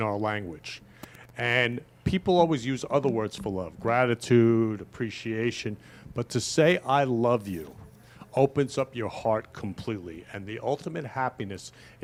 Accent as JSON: {"language": "English", "town": "Great Neck", "region": "New York", "country": "United States", "tie": "born or raised there", "said": "I grew up in Great Neck, Long Island"}